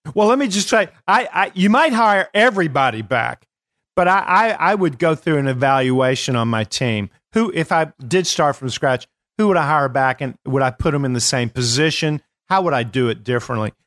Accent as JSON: {"language": "English", "region": "Kentucky", "country": "United States", "said": "I am from Kentucky"}